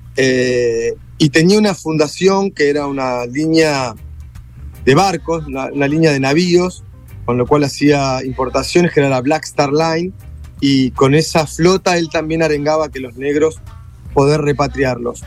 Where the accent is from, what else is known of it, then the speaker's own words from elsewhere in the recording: Argentina; como somos los argentinos